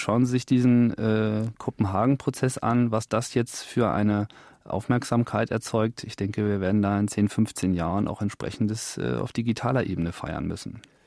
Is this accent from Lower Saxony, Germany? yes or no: yes; Hanover, Lower Saxony, Germany; in meinem Heimatort Hannover